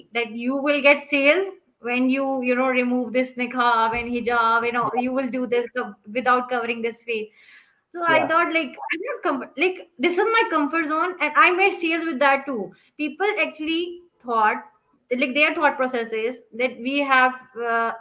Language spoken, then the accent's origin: English; Pakistan; I am from Pakistan